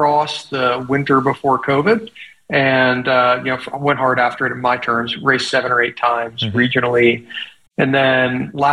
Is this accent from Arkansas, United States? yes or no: yes; Little Rock, Arkansas, United States; also born or lived in Colorado; I split time between my hometown of Little Rock and Colorado